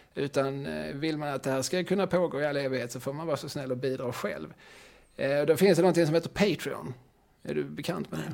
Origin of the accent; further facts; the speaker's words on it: Eslöv, Skåne, Sweden; moved away as an adult; also born or lived in Lund; now in Malmö, Sweden; när jag växte upp i Eslöv